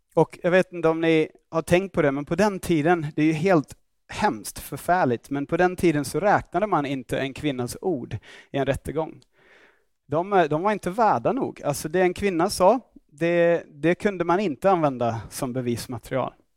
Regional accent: Australia; Swedish is a second language; now in Stockholm, Sweden; jag kommer från Australien

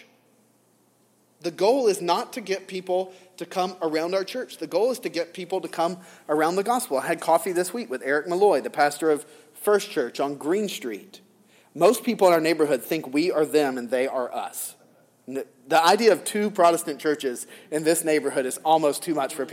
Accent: the South, United States; Growing up in the South

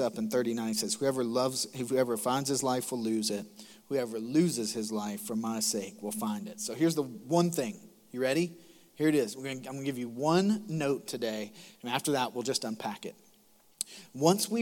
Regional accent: Macon, Georgia, United States; moved away as an adult; now in South Carolina, United States; I'm from Macon, Georgia. I'm proud to be from Macon, Georgia.

